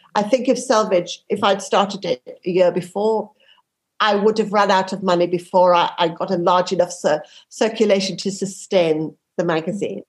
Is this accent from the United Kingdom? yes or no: yes; Yorkshire and the Humber, United Kingdom; I grew up in Yorkshire